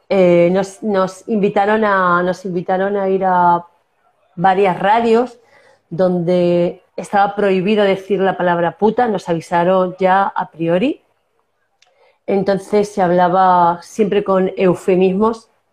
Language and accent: Spanish; Castilla-La Mancha, Spain; accent: manchego; moved away as an adult; also born or lived in Córdoba / Canary Islands; yo soy manchega, ya tengo mi acento